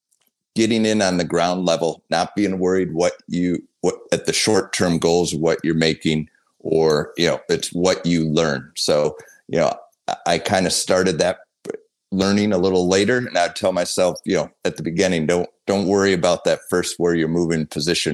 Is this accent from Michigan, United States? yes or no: yes; Port Huron, Michigan, United States; I did grow up in Port Huron